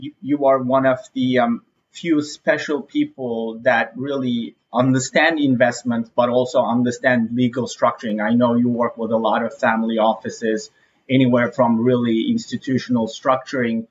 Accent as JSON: {"language": "English", "region": "Istanbul", "country": "Turkey", "moved": "as an adult", "lives_now": "New York, United States", "said": "I'm originally from Istanbul, Turkey"}